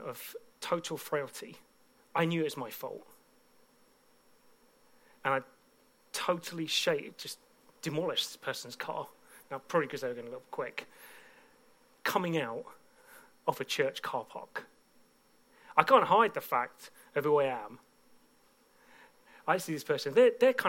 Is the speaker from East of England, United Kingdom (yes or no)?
yes; Bedford, East of England, United Kingdom; a church in my hometown of Bedford